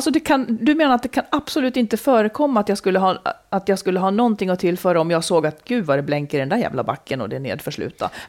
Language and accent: Swedish; Dalarna County, Sweden; moved away